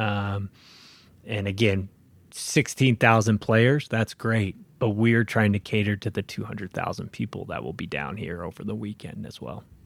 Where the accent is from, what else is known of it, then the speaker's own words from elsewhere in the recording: Spokane, Washington, United States; also born or lived in Seattle; I grew up in Spokane. I'm born and raised